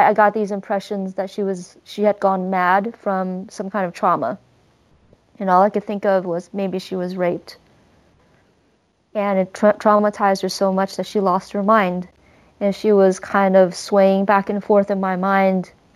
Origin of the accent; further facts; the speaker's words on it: United States; I'm Chinese American